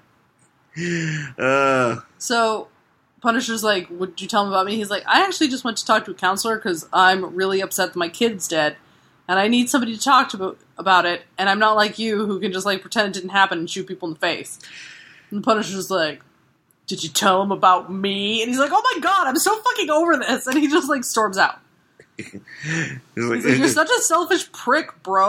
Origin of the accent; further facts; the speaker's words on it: United States; I'm an American